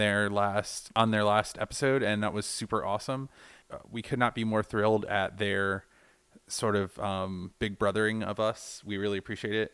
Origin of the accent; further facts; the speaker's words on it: Georgia, United States; we're both from Georgia